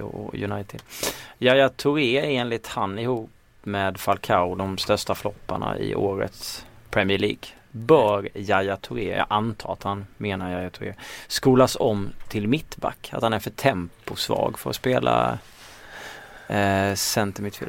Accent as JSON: {"language": "Swedish", "region": "Småland", "country": "Sweden", "accent": "Småländska", "said": "min småländska dialekt"}